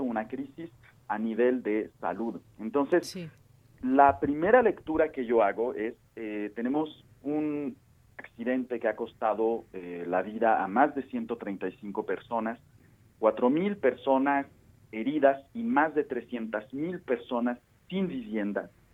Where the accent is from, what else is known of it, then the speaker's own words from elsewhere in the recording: Mexico; nosotros como mexicanos